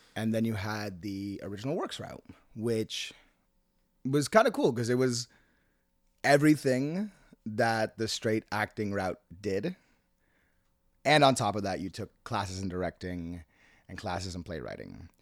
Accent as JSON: {"language": "English", "town": "Seattle", "region": "Washington", "country": "United States", "tie": "born or raised there", "also_born_or_lived": "Managua, Nicaragua / Jalapa, Nicaragua", "lives_now": "New York, United States", "said": "I grew up in Seattle"}